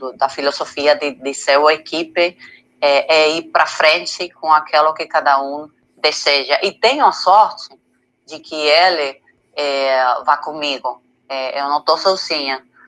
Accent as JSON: {"language": "Portuguese", "town": "Madrid", "region": "Community of Madrid", "country": "Spain", "second_language": "Portuguese", "moved": "as an adult", "lives_now": "Canary Islands, Spain", "said": "eu sou da Madrid, mas eu tenho que falar a verdade que eu estou é, morando os últimos seis meses nas Islas Canárias"}